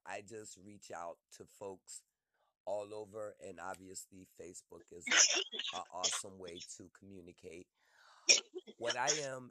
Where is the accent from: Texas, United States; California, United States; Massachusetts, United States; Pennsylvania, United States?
Pennsylvania, United States; Philadelphia; I'm from Philly.